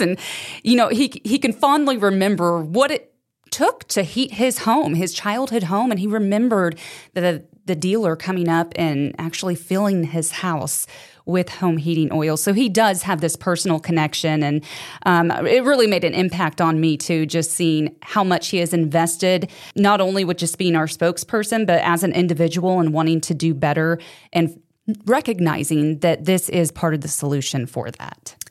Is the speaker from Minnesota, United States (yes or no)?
no; Arkansas, United States; now in Missouri, United States; I grew up in Arkansas, living in Missouri now